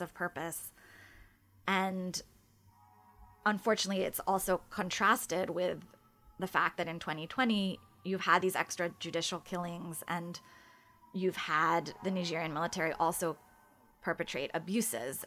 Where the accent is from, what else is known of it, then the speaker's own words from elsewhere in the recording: United States; as an American who's reported in other countries